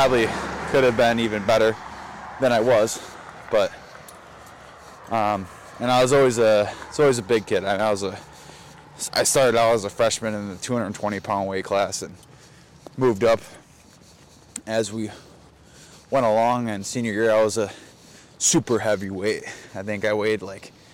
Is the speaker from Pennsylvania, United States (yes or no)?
no; Racine, Wisconsin, United States; I grew up in Wisconsin, southeastern Wisconsin. Racine